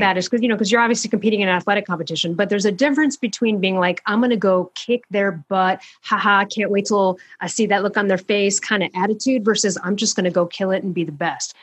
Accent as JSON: {"language": "English", "town": "Chicago", "region": "Illinois", "country": "United States", "said": "I'm from Chicago"}